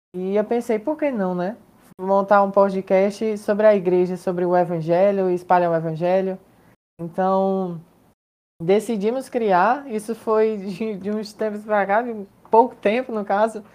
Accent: Fortaleza, Ceará, Brazil; eu sou daqui de Fortaleza, Ceará

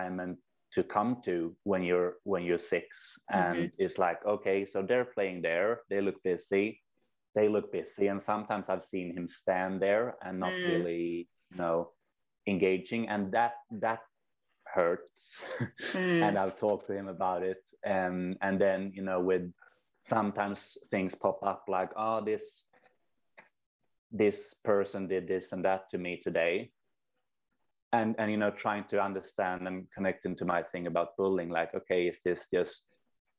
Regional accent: Sweden; also born or lived in New Zealand; I'm from Sweden, have spent a couple of years in New Zealand

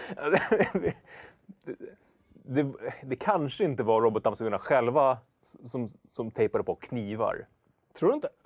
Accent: Hökarängen, Stockholm County, Sweden; i Hökeräng där jag växte upp

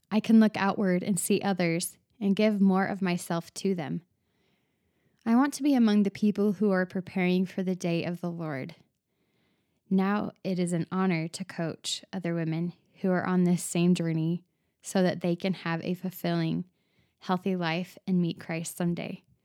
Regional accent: Arizona, United States; now in Utah, United States; I live in Utah, But I was born and raised in Arizona

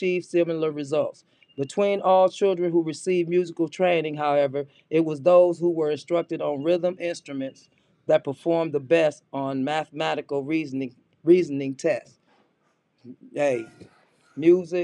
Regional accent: Los Angeles, California, United States; Yeah, I'm from Watts

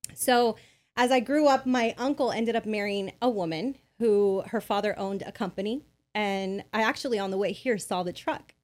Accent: Bell, California, United States; I grew up in Bell, California.

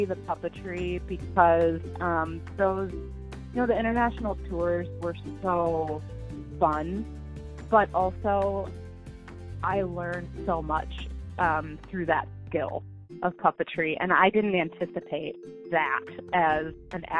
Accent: Platteville, Wisconsin, United States; I grew up in Platteville, Wisconsin, which is in southwestern Wisconsin

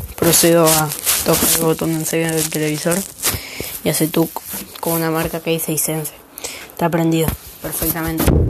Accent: Buenos Aires, Argentina; soy de Buenos Aires

